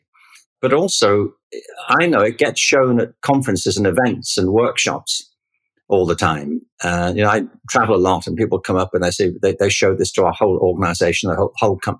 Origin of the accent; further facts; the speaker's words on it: Liverpool, North West England, United Kingdom; I grew up in Liverpool in England in the 1950s and 1960s.